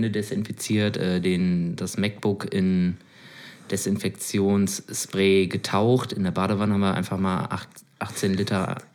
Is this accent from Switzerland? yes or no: yes; Switzerland; also, bin Schweizer.